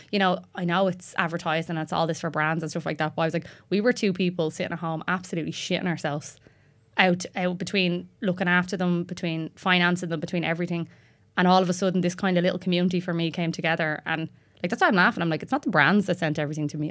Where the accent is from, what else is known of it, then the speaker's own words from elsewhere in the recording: Tallaght, Leinster, Ireland; I'm from Tala.